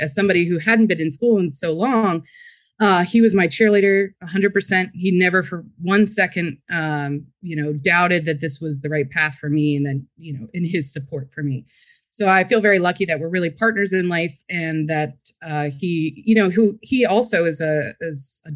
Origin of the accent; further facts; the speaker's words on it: Frederick, Maryland, United States; I was born and raised in Frederick, Maryland.